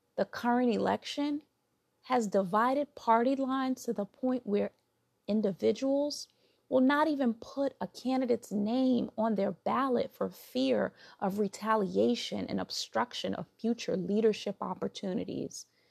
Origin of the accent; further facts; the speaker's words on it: New York City, New York, United States; accent: New York; I'm from New York, originally from Brooklyn.